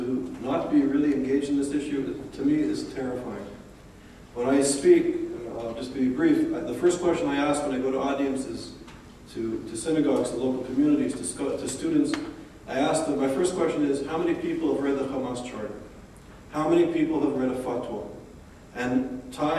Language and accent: English; Montreal, Quebec, Canada; moved away; also born or lived in New Haven, Connecticut; Growing up in Montreal in the 80s and being on a university campus